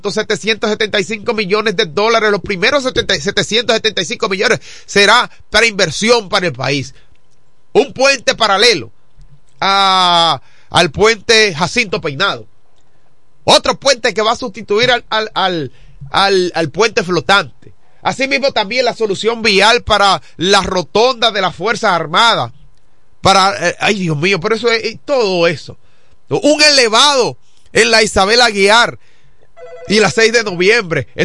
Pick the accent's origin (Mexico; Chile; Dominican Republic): Dominican Republic; Pero mire como dominicano, hermano